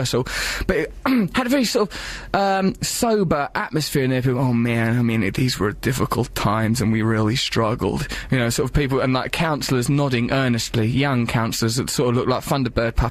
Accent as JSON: {"language": "English", "region": "London", "country": "United Kingdom", "said": "I'm from London"}